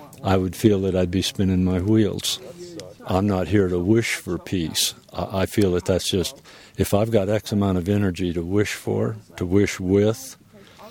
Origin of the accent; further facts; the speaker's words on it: Denver, Colorado, United States; I'm from Denver, Colorado